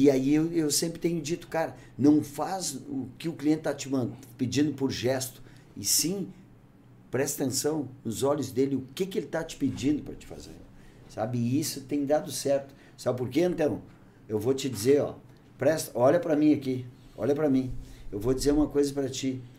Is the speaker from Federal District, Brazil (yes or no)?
no; Bagé, Rio Grande do Sul, Brazil; moved away as an adult; now in Novo Hamburgo, Brazil; Eu sou um cara que eu venho do interior, eu sou natural de Bagé, né, cara?